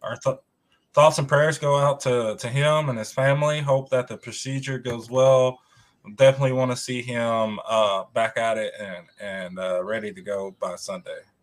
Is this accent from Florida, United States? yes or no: no; Tennessee, United States; I'm from Tennessee